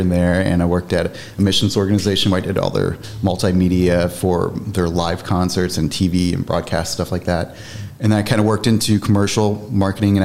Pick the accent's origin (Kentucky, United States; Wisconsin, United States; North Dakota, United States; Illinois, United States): Illinois, United States; Marion; I grew up pretty much in Marion all through childhood and growing up. So this is my hometown